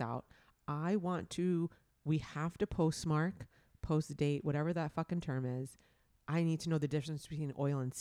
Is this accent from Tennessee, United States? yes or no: no; New York, United States; growing up in New York